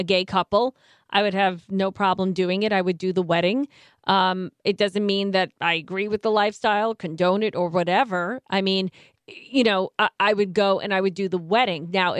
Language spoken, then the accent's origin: English; New York, United States; I grew up in New York